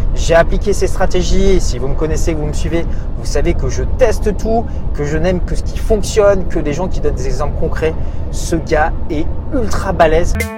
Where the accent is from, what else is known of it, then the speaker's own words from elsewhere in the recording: France; je suis né en France, je parle français